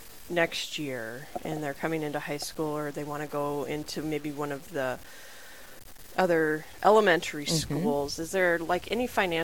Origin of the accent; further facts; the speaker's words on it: Rapid City, South Dakota, United States; now in Sioux Falls, United States; I grew up in Rapid City.